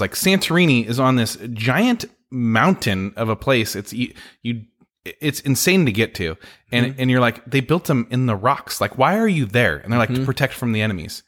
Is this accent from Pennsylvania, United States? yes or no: no; San Francisco, California, United States; now in Oregon, United States; I grew up in San Francisco